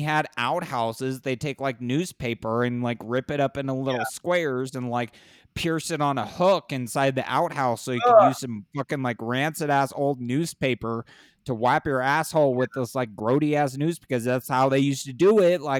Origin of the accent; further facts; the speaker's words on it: California, United States; I come from California, where public bathrooms are a disaster